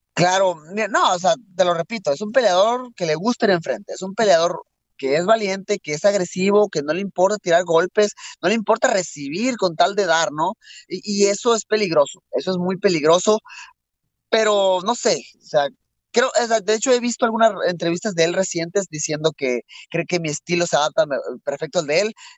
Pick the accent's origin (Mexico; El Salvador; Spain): Mexico; soy mexicano